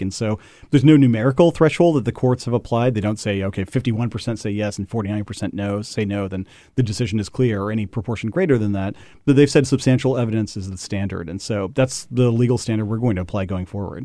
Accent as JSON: {"language": "English", "town": "Parsons", "region": "Kansas", "country": "United States", "tie": "born or raised there", "said": "my hometown of Parsons, Kansas"}